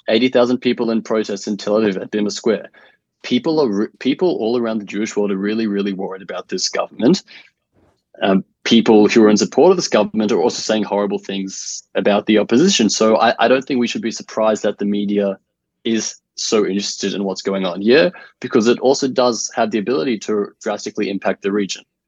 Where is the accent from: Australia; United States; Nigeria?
Australia